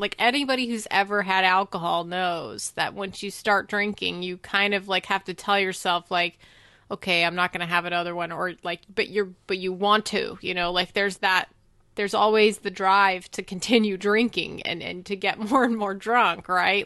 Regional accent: United States; as an American

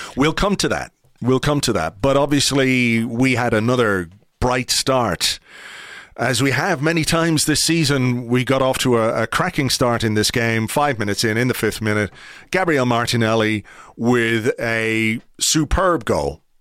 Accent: Ireland

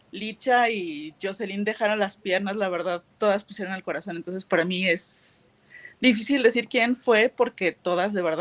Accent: Aguascalientes, Mexico; cuando venían aquí a Aguascalientes, porque soy de Aguascalientes

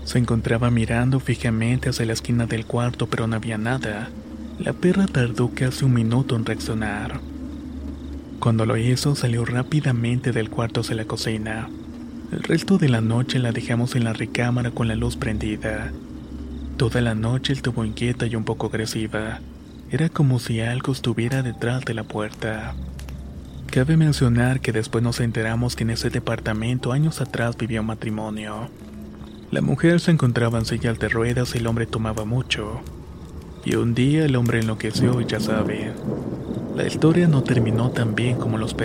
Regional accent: Hidalgo, Mexico; Esto me pasó de donde soy originario justamente en el estado de Hidalgo.

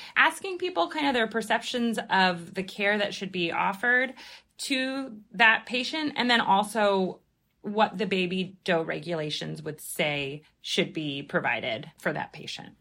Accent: Philadelphia, Pennsylvania, United States; now in New York, United States; I'm originally from Philadelphia

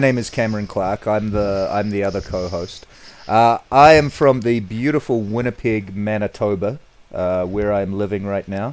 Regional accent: New Zealand; moved away; We're both originally from New Zealand

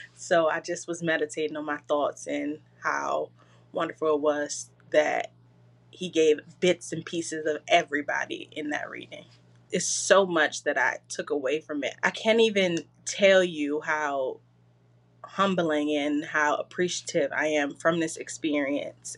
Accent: Washington, District of Columbia, United States; I'm from Washington, D C

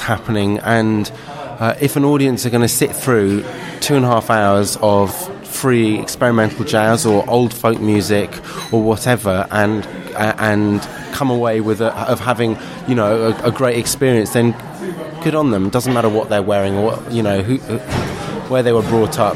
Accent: London, United Kingdom; I grew up in London in this kind of you know, malaise, mul- melting pot of everything and anything

